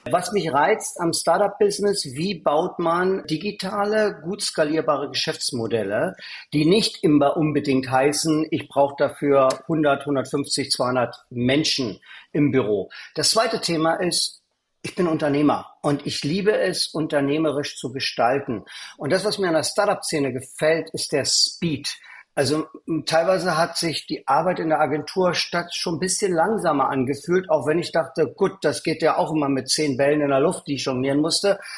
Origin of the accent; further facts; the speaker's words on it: East Berlin, Berlin, Germany; born there; moved away as an adult; bin geboren in Ostberlin und bin aus der DDR geflohen mit damals 19 Jahren.